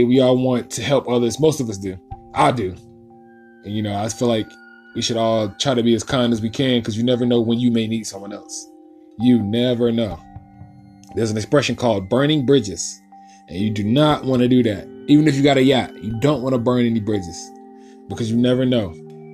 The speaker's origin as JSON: {"language": "English", "town": "Winston-Salem", "region": "North Carolina", "country": "United States", "tie": "born or raised there", "said": "my home, to my hometown, Winston-Salem"}